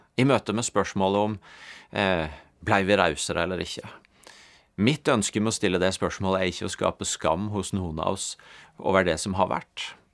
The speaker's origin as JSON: {"language": "Norwegian", "country": "Norway", "said": "som nordmenn"}